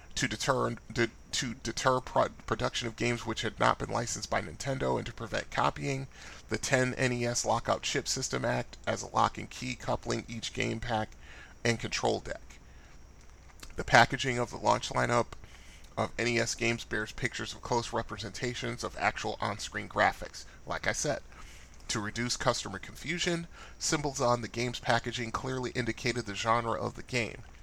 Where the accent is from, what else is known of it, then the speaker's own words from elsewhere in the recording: Bridgeport, Connecticut, United States; I'm from Bridgeport, Connecticut, which is only uh, a 60-minute drive from New York City.